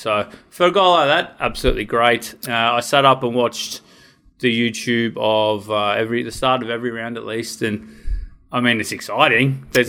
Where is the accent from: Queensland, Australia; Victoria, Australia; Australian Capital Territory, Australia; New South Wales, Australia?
New South Wales, Australia; Orange; I was born and bred in Orange, New South Wales